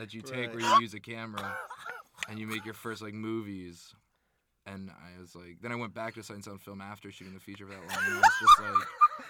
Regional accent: Pennsylvania, United States; now in New York City, United States; I'm from Pennsylvania.

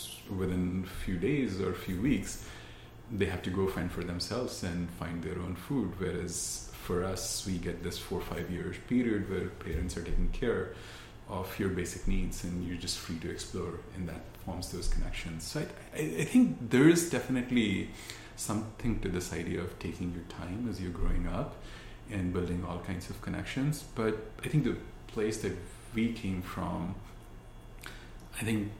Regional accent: India; born or raised there; moved away as an adult

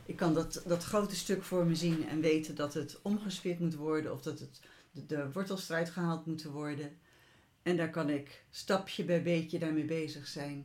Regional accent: Utrecht, Netherlands; moved away; de plek waar ik geboren ben en waar we dus een tijd gewoond hebben in Utrecht.

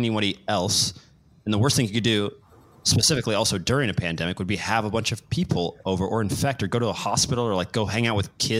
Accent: Kansas City, Missouri, United States; I was born in Kansas City.

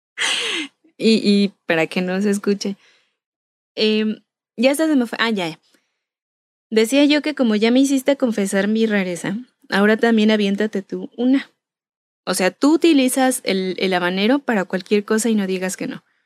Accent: Michoacán, Mexico; Y yo soy originaria de Michoacán.

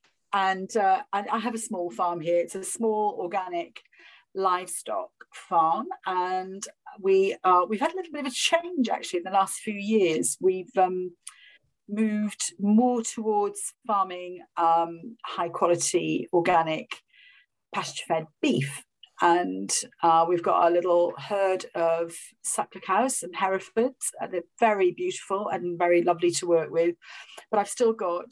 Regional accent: Rhondda Valley, Wales, United Kingdom; moved away; I'm from the Rhondda Valley. I'm from the deepest valleys of Wales, in the Rhondda Valley

